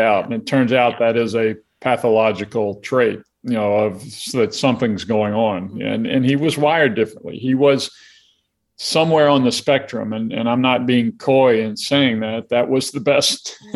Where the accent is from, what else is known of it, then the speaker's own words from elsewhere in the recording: Alabama, United States; I grew up in Alabama